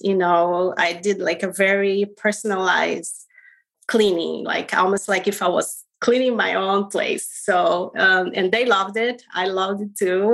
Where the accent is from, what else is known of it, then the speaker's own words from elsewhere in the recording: Rio de Janeiro, Brazil; moved away as an adult; I was born in Rio de Janeiro, Brazil